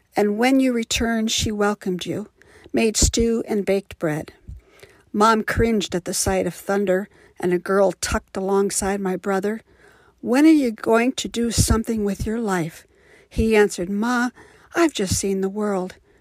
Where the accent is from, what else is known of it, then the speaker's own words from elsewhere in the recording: Midwest, United States; now in Livermore, United States; I was raised in the Midwest and currently reside in Livermore, California